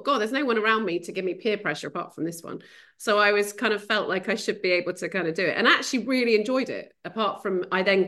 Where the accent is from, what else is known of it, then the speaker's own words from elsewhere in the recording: Prescot, North West England, United Kingdom; accent: northern; moved away as an adult; also born or lived in London; now in Sevenoaks, United Kingdom; as you'll tell by my accent, I'm a northerner.